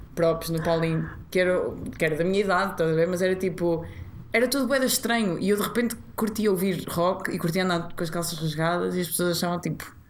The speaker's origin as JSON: {"language": "Portuguese", "town": "Maia", "region": "Norte", "country": "Portugal", "tie": "born or raised there", "also_born_or_lived": "Matosinhos / Porto / Vila Real", "accent": "nortenha", "moved": "as an adult", "lives_now": "Lisbon, Portugal", "said": "eu nasci em Matozinhos, depois fomos para a Maia, ok. Mas depois na Maia eu não queria estudar mais na Maia."}